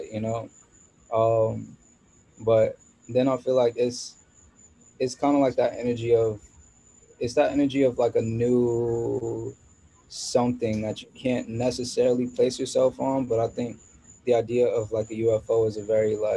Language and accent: English; Maryland, United States; moved away; also born or lived in New York / Washington, District of Columbia, United States / Los Angeles; I was born in New York, and I grew up in Maryland and went to school in DC